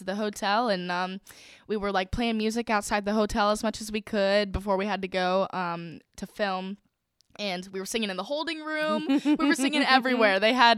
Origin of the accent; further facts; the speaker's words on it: Virginia, United States; I'm from Virginia.